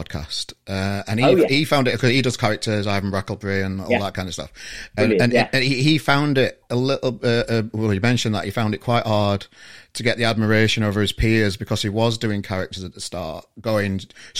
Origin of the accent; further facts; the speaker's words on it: Sheffield, Yorkshire and the Humber, United Kingdom; now in Manchester, United Kingdom; Well, I'm from Sheffield originally, and I've moved to Manchester. And, you know, I think the accent's merging a little bit.